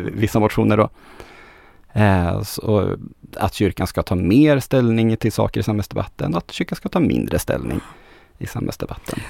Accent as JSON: {"language": "Swedish", "region": "Västernorrland County", "country": "Sweden", "also_born_or_lived": "Örnsköldsvik", "moved": "as an adult", "lives_now": "Gothenburg, Sweden", "said": "som ångermanlänning som, som jag är, så är jag ju van det, det är ganska mycket frikyrkligt eh, hos, hos oss, får jag väl säga fortfarande oss, även om jag inte har bott där på 12 år"}